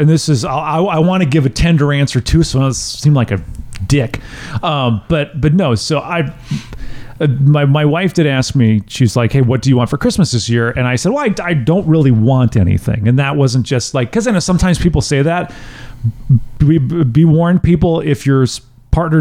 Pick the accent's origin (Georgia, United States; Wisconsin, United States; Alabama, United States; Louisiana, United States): Wisconsin, United States; I grew up in Wisconsin